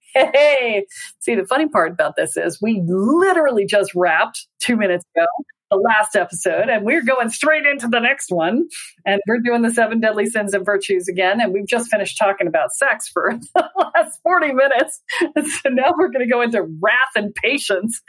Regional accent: the South, United States; I'm from the South.

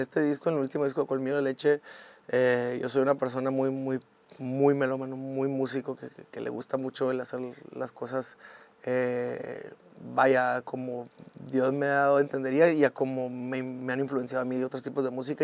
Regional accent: Mexico; siendo más mexicanos que nunca

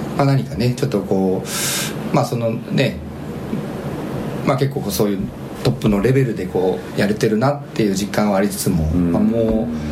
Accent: Shizuoka, Japan; 出身は静岡県

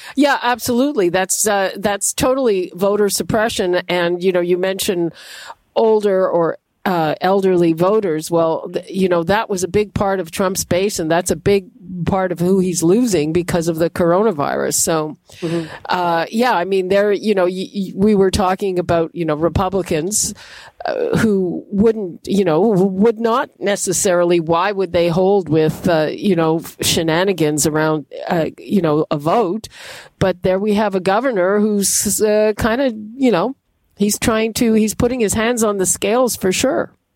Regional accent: Canada; as a Canadian

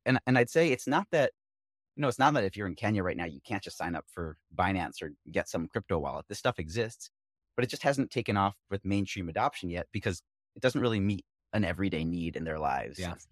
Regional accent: Philadelphia, Pennsylvania, United States; We both grew up in Philly

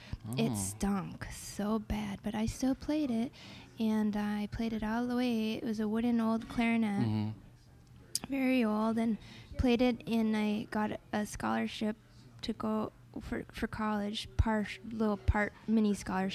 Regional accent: northern Wisconsin, United States; We didn't even really do marching band in northern Wisconsin because it was so cold

